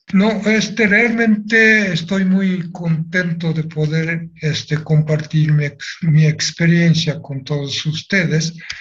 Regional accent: Nagasaki, Japan; Spanish is a second language; moved away as an adult; now in Mexico; Si regreso a Japón

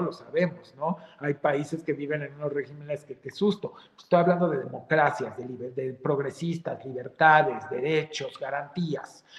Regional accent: Mexico; Somos mexicanos, caramba, dentro y fuera de este país

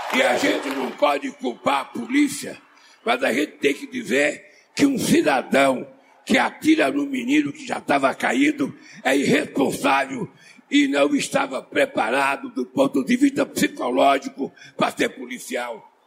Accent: Brazil; eu sou brasileiro

